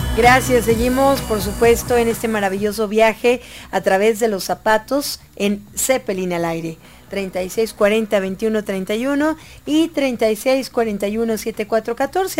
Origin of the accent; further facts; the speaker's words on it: Mexico; ¿Cómo somos los mexicanos de tremendos?